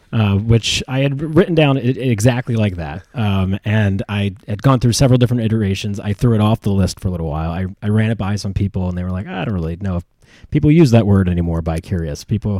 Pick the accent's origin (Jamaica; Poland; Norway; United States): United States; Philadelphia, Pennsylvania